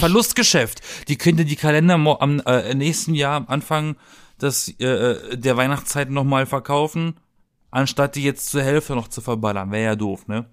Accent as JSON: {"language": "German", "country": "Germany", "said": "bei uns in Deutschland"}